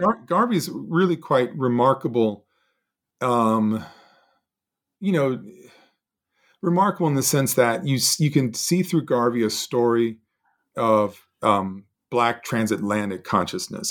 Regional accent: Montgomery, Alabama, United States; we would have broken the colorline of Montgomery Academy

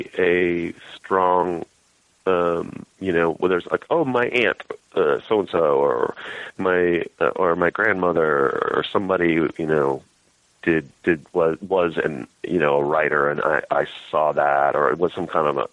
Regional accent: Western Montana, United States; moved away as an adult; also born or lived in Texas; I grew up in Western Montana.

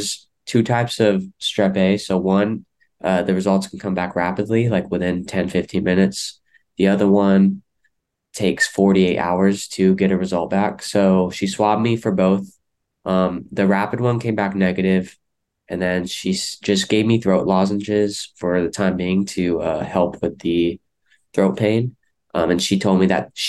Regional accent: Stockton, California, United States; I'm born and raised in Stockton, California

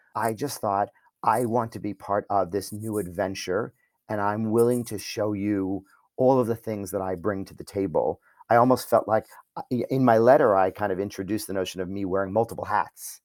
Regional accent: New York, United States; I'm a New Yorker

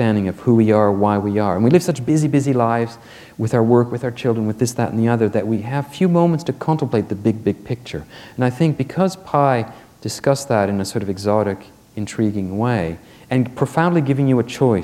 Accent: Quebec, Canada; I'm from Quebec, which is the most secular society in Canada

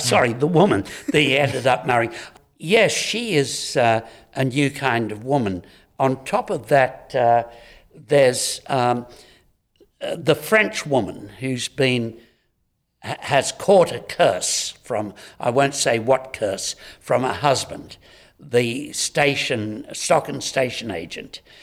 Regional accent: Homebush, New South Wales, Australia; I'm a boy from Homebush.

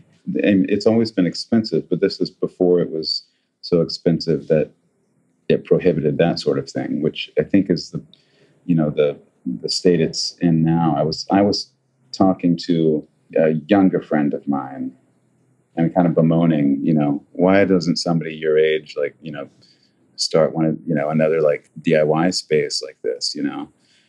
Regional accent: New York, United States; when people ask me where I'm from, that's what I say. I'm from New York, you know, because that's where I became who I am.

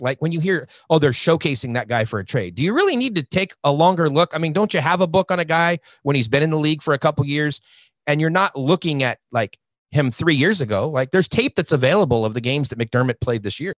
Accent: California, United States; I'm from California.

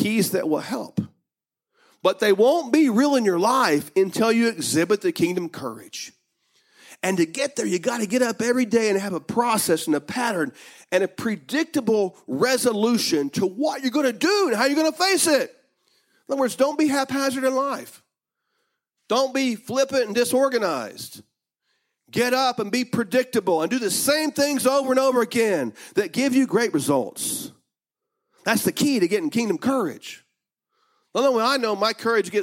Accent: United States; I may have been born in America, but I'm not an American.

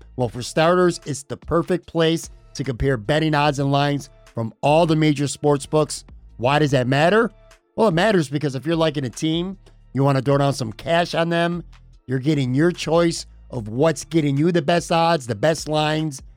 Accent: Buffalo, New York, United States; my hometown here

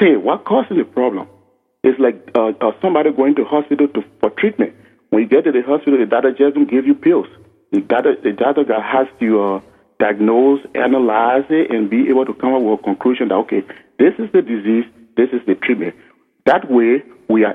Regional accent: Liberia; my home country, Liberia

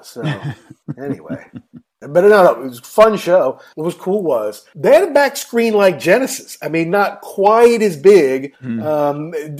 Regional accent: United States; here I'm American. I did hear all these songs growing up.

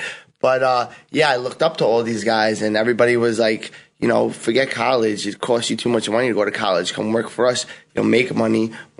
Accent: New York City, New York, United States; I'm a Brooklyn guy like you. I was born in Brooklyn, born in Bensonhurst. My family's also from Sicily. My mother's from Palermo, yeah. My father's from Bauchina, so a little bit right outside of Palermo.

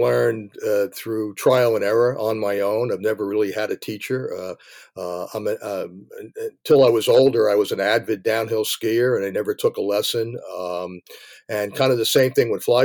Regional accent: New Jersey, United States; moved away as an adult; also born or lived in Bronx, New York; now in Maine, United States; they moved over the Hudson River into New Jersey, which is suburbia, and that's really where I grew up.

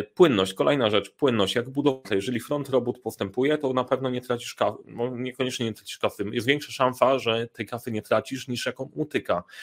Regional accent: Sandomierz, Świętokrzyskie Voivodeship, Poland; moved away; jestem w Sandomierza

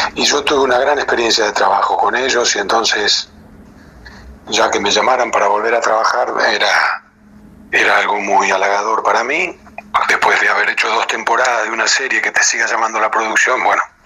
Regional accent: Rosario, Santa Fe, Argentina; moved away; los rosarinos somos, somos muy chauvinistas, los rosarinos

